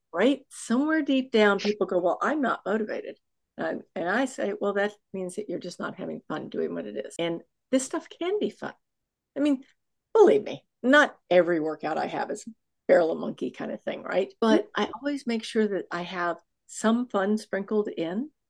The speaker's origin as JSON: {"language": "English", "town": "Houston", "region": "Texas", "country": "United States", "said": "I'm from Houston, Texas, which happens to have the largest, I think, medical um, oh, conglomerate"}